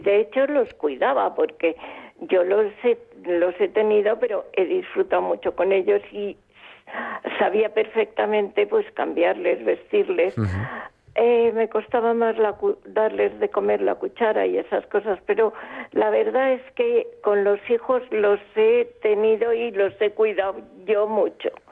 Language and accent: Spanish; Palma, Balearic Islands, Spain; yo nací en Palma de Mallorca, ya lo sabéis con una familia mm, creyente. Entonces mi vida fue normal yendo al colegio de niña